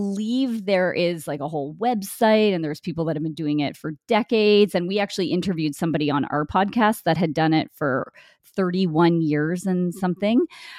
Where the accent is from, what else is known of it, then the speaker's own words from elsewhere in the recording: Winnipeg, Manitoba, Canada; I'm from Winnipeg, Manitoba, Canada. So it's pretty much central Canada.